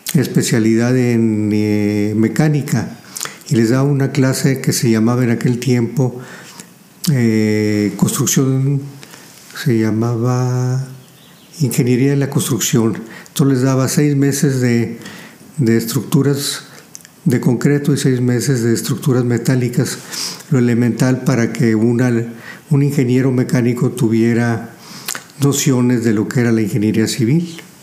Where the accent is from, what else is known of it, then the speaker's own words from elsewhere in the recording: Saltillo, Coahuila, Mexico; also born or lived in La Madrid, Coahuila; Los recuerdos que tengo fue de la calle de Juárez aquí en Saltillo